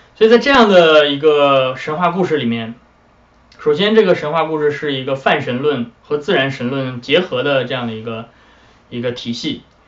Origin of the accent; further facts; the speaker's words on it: China; 我们中国人